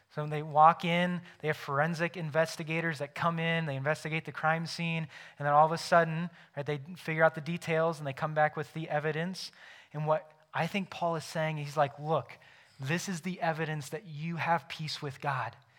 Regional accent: United States; I am an American because I was born in the United States of America

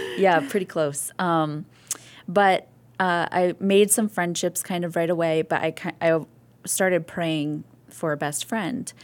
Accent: Missouri Valley, Iowa, United States; born or raised there; moved away; also born or lived in Toccoa Falls, Georgia / Rochester, New York / Nyack, New York / Summit, New Jersey

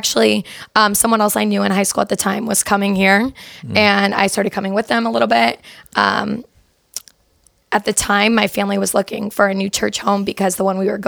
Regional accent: Norton, Ohio, United States; I was born and raised in Norton, Ohio

